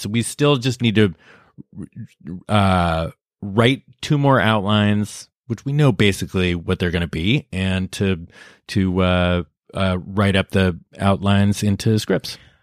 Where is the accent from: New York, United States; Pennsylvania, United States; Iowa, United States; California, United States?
California, United States; Lafayette; I'm from Northern California, outside San Francisco, a place called Lafayette